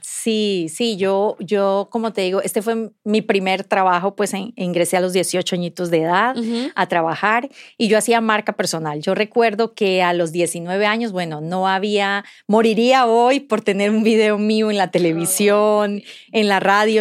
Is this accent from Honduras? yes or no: no; Colombia; moved away as an adult; now in Mexico; yo soy colombiana y tengo el privilegio de vivir aquí hace nueve años